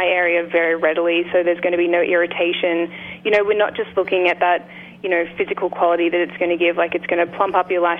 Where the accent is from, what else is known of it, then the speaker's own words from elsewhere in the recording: Australia; I'm an Australian.